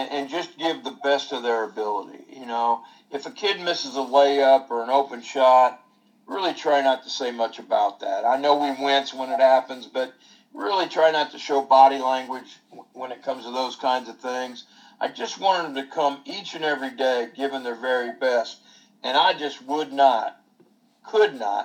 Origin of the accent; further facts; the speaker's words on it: Anderson, Indiana, United States; I grew up in Anderson, Indiana.